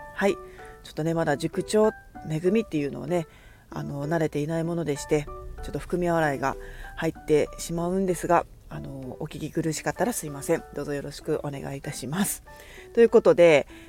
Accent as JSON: {"language": "Japanese", "region": "Kagoshima", "country": "Japan", "tie": "born or raised there", "moved": "as an adult", "lives_now": "Fukuoka, Japan", "said": "鹿児島で生まれ育ち"}